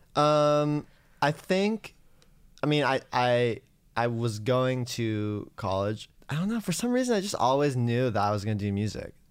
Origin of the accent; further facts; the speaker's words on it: San Francisco, California, United States; now in Los Angeles, United States; I grew up in San Francisco, and I started writing songs in high school